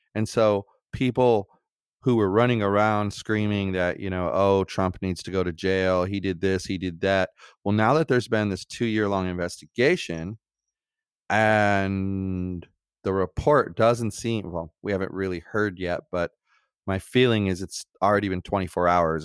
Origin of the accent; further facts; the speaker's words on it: United States; as American citizens